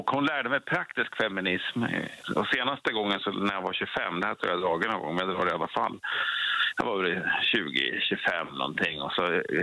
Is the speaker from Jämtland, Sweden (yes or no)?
yes; Krokom, Jämtland, Sweden; Jag är från Krokom.